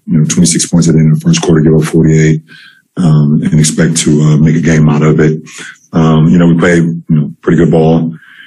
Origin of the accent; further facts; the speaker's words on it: Akron, Ohio, United States; my hometown of Akron